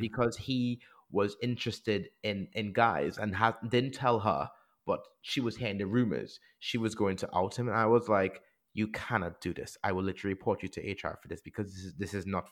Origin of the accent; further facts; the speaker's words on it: Trinidad & Tobago; now in England; when I grew up in the Caribbean